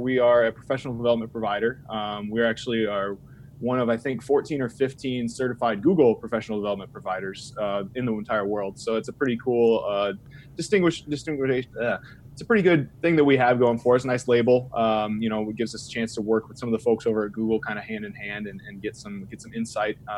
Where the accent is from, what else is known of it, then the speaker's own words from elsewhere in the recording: Illinois, United States; also born or lived in Dixon, Illinois; So I'm from Illinois. I'm from a small town in Illinois. I live in Dixon, Illinois